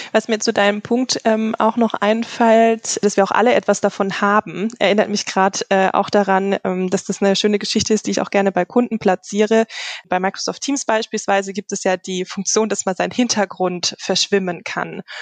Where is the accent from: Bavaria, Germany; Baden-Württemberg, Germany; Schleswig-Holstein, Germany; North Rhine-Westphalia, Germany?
Baden-Württemberg, Germany; Karlsruhe; Äh, also ich komme ursprünglich